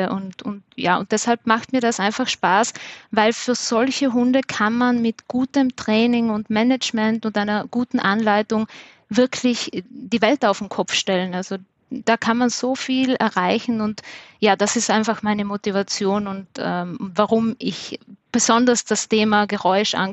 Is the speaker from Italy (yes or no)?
yes; Trentino-Alto Adige, Italy; accent: mix of South Tyrolean and Viennese; now in Vienna, Austria; ich komme ursprünglich aus Südtirol und lebe in Wien, deshalb ist meine, mein Dialekt auch ein bisschen so ein Mischmasch